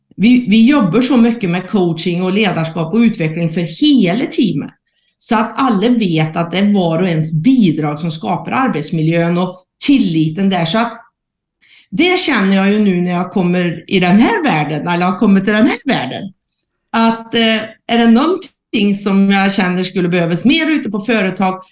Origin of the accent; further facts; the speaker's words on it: Värmland, Sweden; accent: Värmland dialect; jag är ju född och uppvuxen i Värmland och det hörs ju på dialekten.